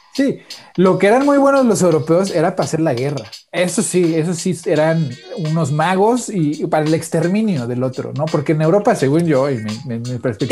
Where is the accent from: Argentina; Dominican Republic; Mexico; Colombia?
Mexico; now in United States